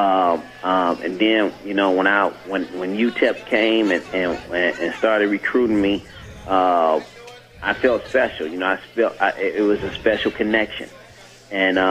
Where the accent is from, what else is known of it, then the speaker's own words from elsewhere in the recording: Chicago, Illinois, United States; moved away as an adult; also born or lived in El Paso; I was from Chicago, and I was a city guy